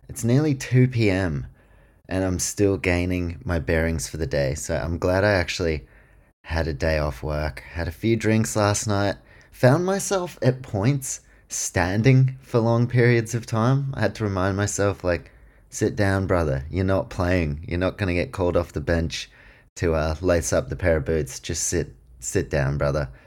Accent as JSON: {"language": "English", "region": "Queensland", "country": "Australia", "said": "I'm a Queenslander"}